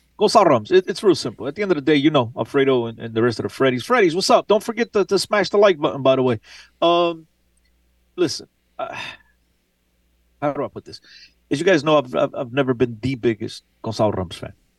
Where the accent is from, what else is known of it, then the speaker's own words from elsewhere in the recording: Aveiro, Centro, Portugal; my hometown, by the way. Beautiful hometown.